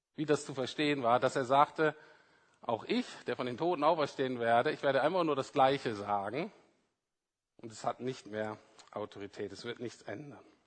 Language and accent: German; Bremen, Germany; ich bin in Bremen-Nord aufgewachsen